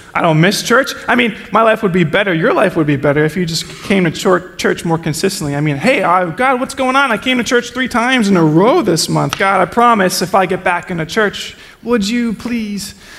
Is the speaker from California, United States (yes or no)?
no; New Jersey, United States; I'm from Jersey. We're just judgmental people.